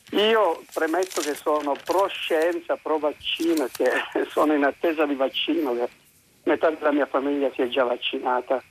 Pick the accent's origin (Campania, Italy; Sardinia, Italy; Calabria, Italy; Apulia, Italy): Calabria, Italy; sono calabrese